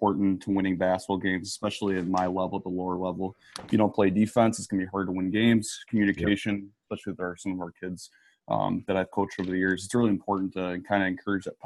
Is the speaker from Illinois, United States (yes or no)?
no; Janesville, Wisconsin, United States; also born or lived in La Crosse, Wisconsin; I graduated from Janesville Craig in 2012